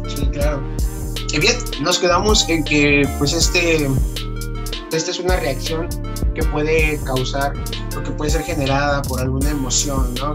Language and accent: Spanish; Veracruz, Mexico; yo soy de acá de Veracruz, entonces pues, estoy acostumbrado al, al, clima más caliente